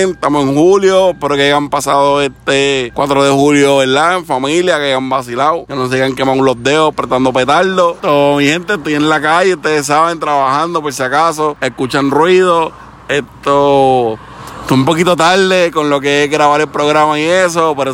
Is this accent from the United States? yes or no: yes; Connecticut, United States; Vamos a ver, hasta ahora pues se va a subir para allá, para Chicopi, Massachusetts, yo soy de Connecticut